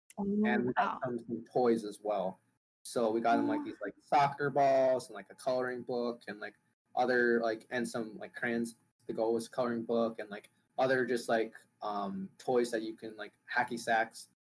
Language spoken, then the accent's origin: English; Hanoi, Vietnam; born there; so we flew in at the end for just a short trip to Vietnam, where I was born in Hanoi